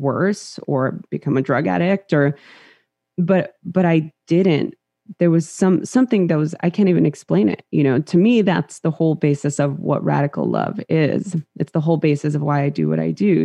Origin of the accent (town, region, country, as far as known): Los Angeles, California, United States; born or raised there; English is a second language